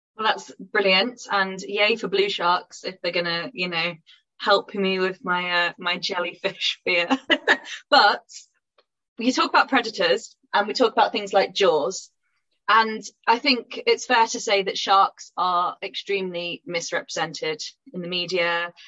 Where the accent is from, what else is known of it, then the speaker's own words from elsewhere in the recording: Pontefract, Yorkshire and the Humber, United Kingdom; I grew up near Pontefract